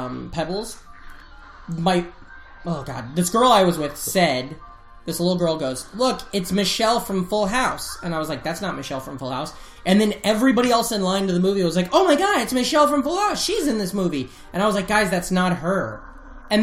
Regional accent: Iowa, United States; I grew up in Iowa, but I was right on the river, so all of our television came from Omaha, Nebraska

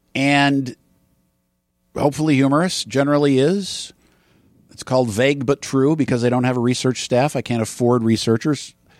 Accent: Wisconsin, United States; moved away; I grew up in Wisconsin

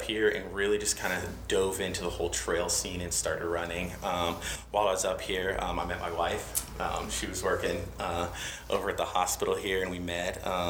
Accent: Port Charlotte, Florida, United States; now in Greenville, United States; I grew up in Florida, Southwest Florida, little town called Port Charlotte. So it's south of Tampa, north of Fort Myers, right?

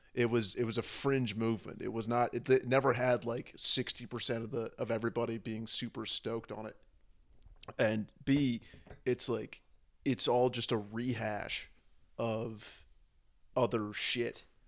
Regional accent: San Francisco, California, United States; moved away; also born or lived in Berlin; I grew up, I grew up in San Francisco

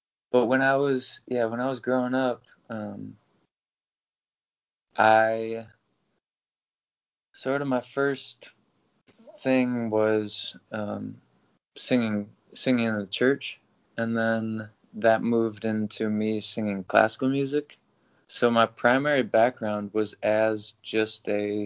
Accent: Toledo, Ohio, United States; now in Nashville, United States; I was born in Toledo

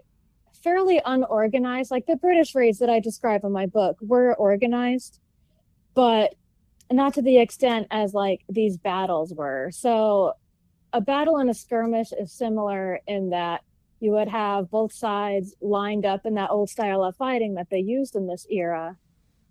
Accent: near Lake George, upstate New York, United States; I grew up in a small town near Lake George in the southern Adirondack Mountain region in upstate New York.

